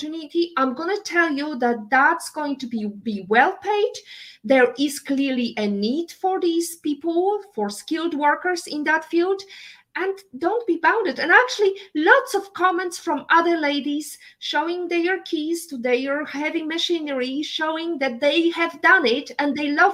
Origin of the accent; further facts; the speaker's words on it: Poland; moved away; I'm coming from, Eastern Europe. I was raised and born in Poland.